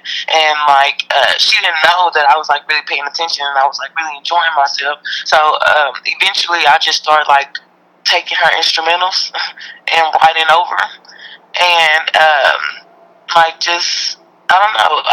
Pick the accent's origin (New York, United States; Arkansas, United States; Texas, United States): Texas, United States; Houston; growing up in Houston